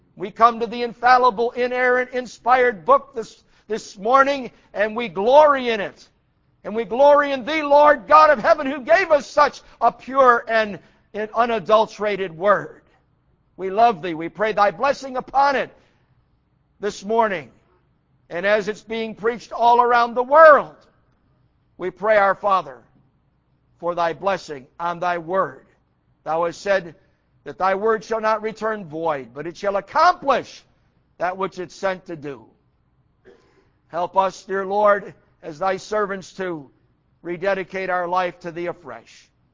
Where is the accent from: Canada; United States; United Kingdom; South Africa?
United States; I'm an American.